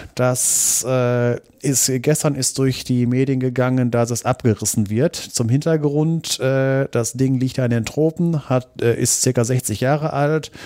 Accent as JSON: {"language": "German", "country": "Germany", "said": "hier bei uns in Deutschland"}